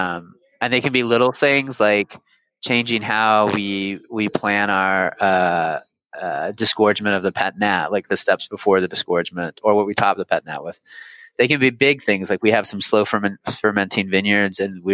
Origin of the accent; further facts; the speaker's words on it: San Francisco, California, United States; My French wasn't very good, but I was from San Francisco